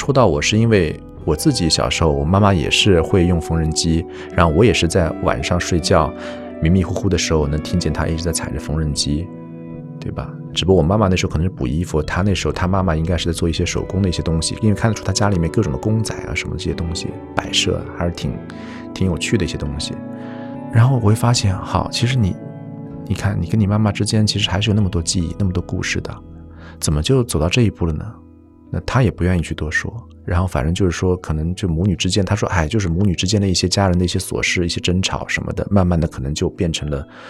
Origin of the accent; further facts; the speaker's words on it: Zhejiang, China; 就是因为我老家在浙江。自从大学毕业之后，整个的这么几十年，其实就是你跟父母之间，可能也就一年会在逢年过节的时候见一下。